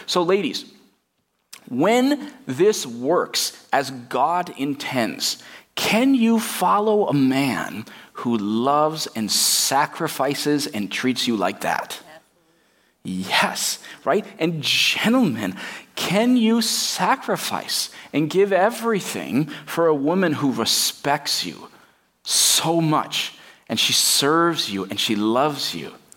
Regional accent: United States; Even as American Christians

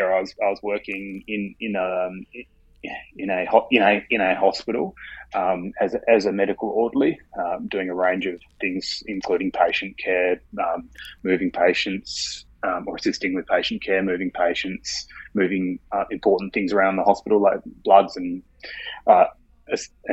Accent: Hobart, Tasmania, Australia; I was born in Hobart, Tasmania

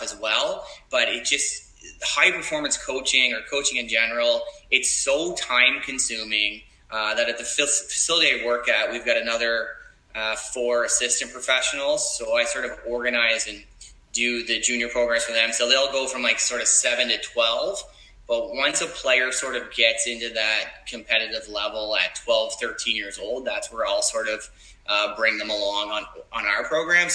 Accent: Nova Scotia, Canada; moved away as an adult; also born or lived in Montreal; I'm originally from Nova Scotia. So I ended up coming back here about 7 or 8 years ago

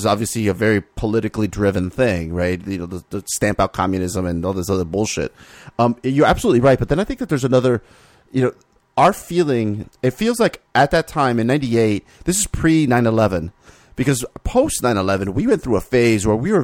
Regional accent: Miami, Florida, United States; I grew up in Miami

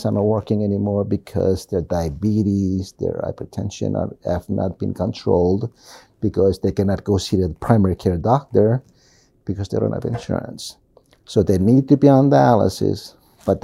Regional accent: Marshall Islands; now in Springdale, United States; all of us Marshallese

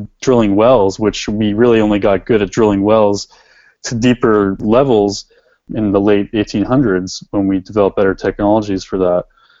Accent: Washington, United States; I came from Washington State, where there's a lot of water up there, I mean, generally, but there's also decreasing snowpack and glacier depth throughout the Cascades.

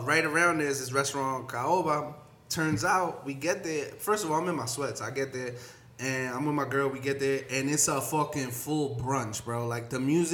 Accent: New York City, New York, United States; I grew up in East New York

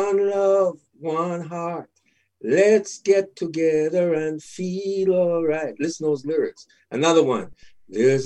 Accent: Montego Bay, Saint James, Jamaica; now in Toronto, Canada; I'm from Montego Bay, Jamaica

